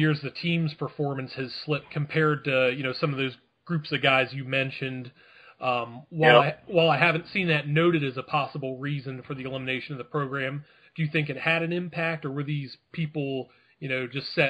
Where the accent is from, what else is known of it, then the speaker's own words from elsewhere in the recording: Virginia, United States; I'm from Virginia.